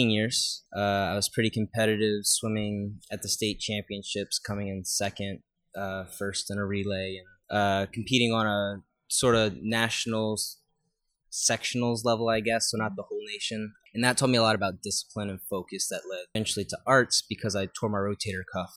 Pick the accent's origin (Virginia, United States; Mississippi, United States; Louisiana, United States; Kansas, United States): Louisiana, United States; New Orleans; also born or lived in Luling, Louisiana; I'm originally from here. I was born and raised in New Orleans.